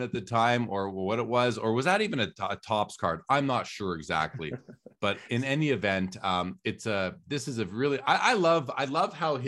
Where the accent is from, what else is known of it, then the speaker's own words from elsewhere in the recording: Winnipeg, Manitoba, Canada; I'm talking in my mid-teens, growing up in Winnipeg in Canada, going into the LCS.